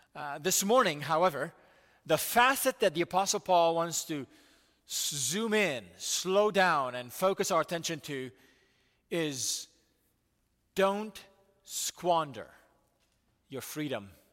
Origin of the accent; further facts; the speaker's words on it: United States; as American people